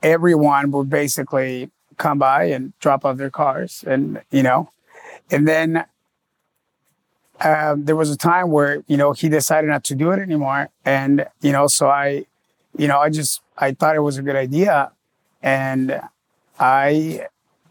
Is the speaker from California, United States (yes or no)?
yes; San Diego, California, United States; moved away as an adult; also born or lived in Los Angeles; now in Miami, United States